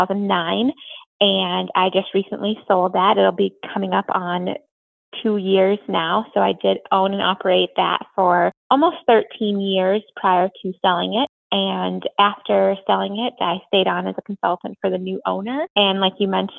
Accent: Minneapolis–Saint Paul, Minnesota, United States; moved away as an adult; now in Platteville, United States; I was originally from the Twin Cities

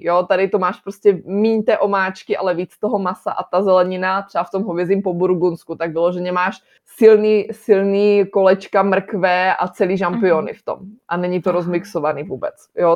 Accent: Czechia; moved away as an adult; now in Nantes, France; než my, než jako Češi

